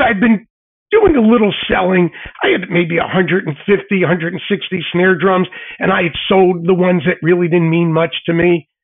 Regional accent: Philadelphia, Pennsylvania, United States; as a kid growing up in Philly

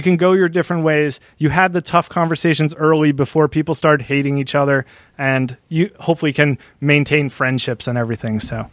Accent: New Jersey, United States; also born or lived in Delaware; I'm from New Jersey

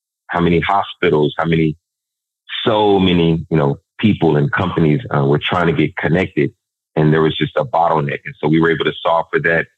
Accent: Dallas, Texas, United States; growing up in South Dallas

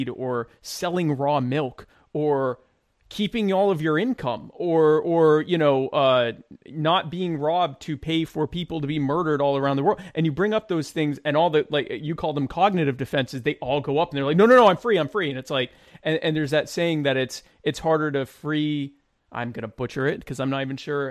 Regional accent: United States; I grew up in the States

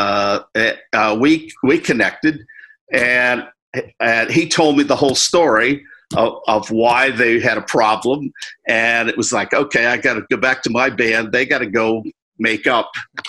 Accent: the North, United States; moved away as an adult; I was from the North

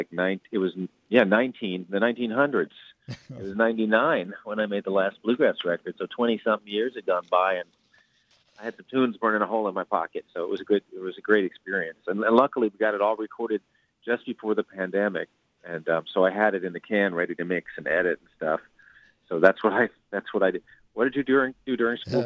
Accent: New York City, New York, United States; I come from New York City

